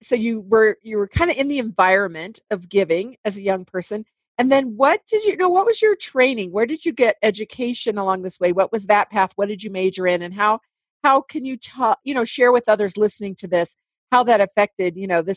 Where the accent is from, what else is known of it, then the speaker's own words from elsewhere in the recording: Indiana, United States; now in Colorado, United States; I came from Indiana where it's beautiful and flat, right?